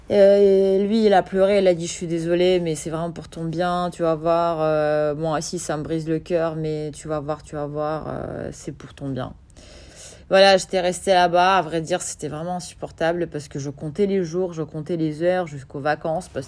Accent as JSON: {"language": "French", "region": "Kyiv", "country": "Ukraine", "said": "Euh, je venais d'Ukraine, euh, de Kiev."}